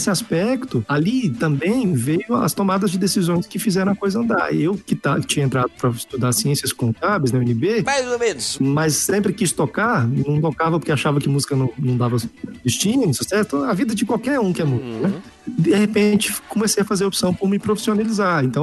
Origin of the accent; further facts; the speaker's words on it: Minas Gerais, Brazil; eu sou mineiro, gente